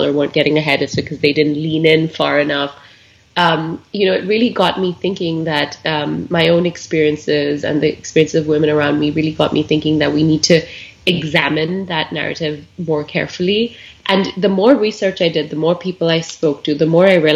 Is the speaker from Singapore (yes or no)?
yes; Singapore; now in Seattle, United States; the country I grew up in Singapore